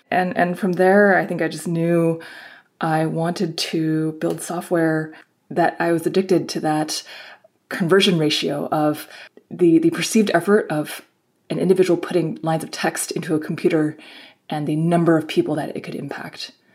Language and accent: English; Bay Area, California, United States; I grew up in the in the Bay Area